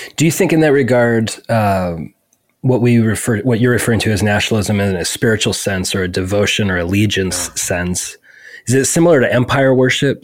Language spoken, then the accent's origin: English; United States; as an American